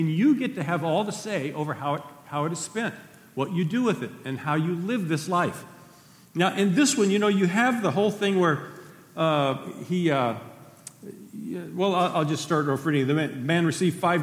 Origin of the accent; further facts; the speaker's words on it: Dos Palos, California, United States; the church that I grew up in Dos Palos, when I was in my teenage years